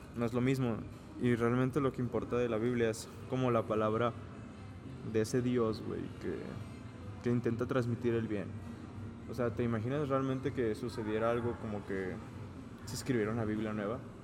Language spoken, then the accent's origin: Spanish; Mexico; los mexicanos somos muy humildes